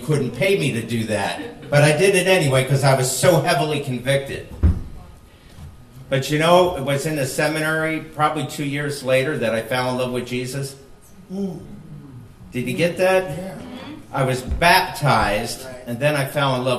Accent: New Jersey, United States; moved away as an adult; also born or lived in Philadelphia, Pennsylvania / Nevada / Moab, Utah / Las Vegas; raised in Jersey

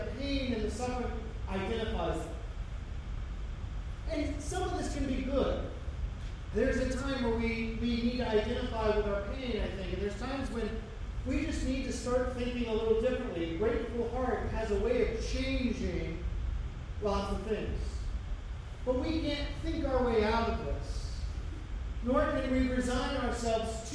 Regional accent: United States; we, as American Christians

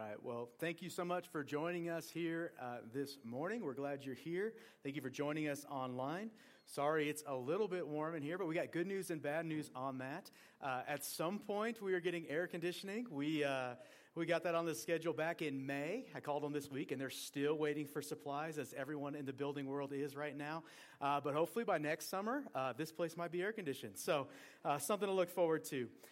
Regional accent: Portland, Oregon, United States; moved away as an adult; also born or lived in Montana; now in Green River, Wyoming, United States; I grew up in Oregon, and growing up in Oregon, the rain doesn't stop anything

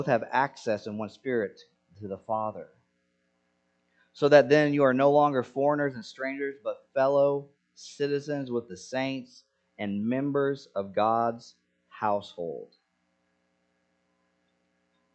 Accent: Senegal; moved away; I grew up in Senegal

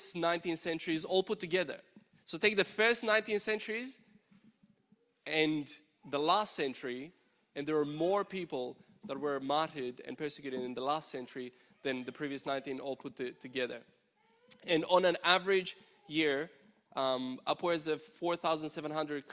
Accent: Romania; now in Victoria, Australia; Growing up in Romania

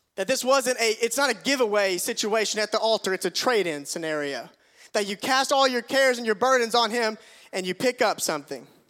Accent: Tigertown, United States; my house where we grew up in Tigertown

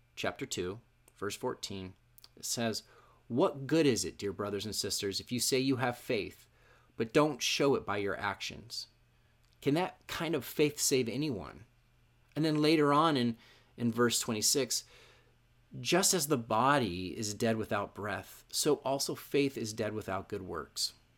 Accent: Issaquah, Washington, United States; moved away as an adult; also born or lived in Arizona; I grew up in Issaquah

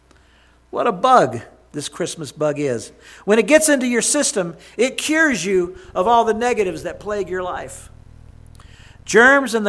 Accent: Jackson, Mississippi, United States; my hometown

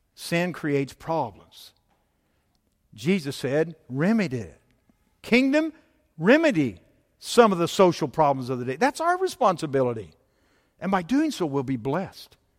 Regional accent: United States; I was born in the United States of America. So, down the list, I'm an American

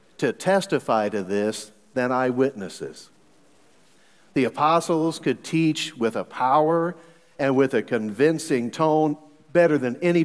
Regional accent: Missouri, United States; I'm from Missouri. So in Missouri, we've got three different ways of saying y'all

